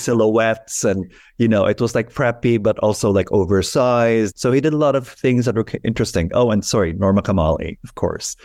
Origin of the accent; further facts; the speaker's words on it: Philippines; moved away as an adult; now in New York, United States; I was born in the Philippines when I moved to New York in nineteen eighty-nine.